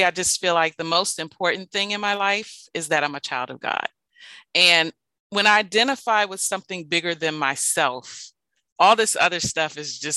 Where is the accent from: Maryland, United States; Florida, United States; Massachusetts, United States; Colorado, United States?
Maryland, United States; I am from the Washington metropolitan area, born and raised in Maryland.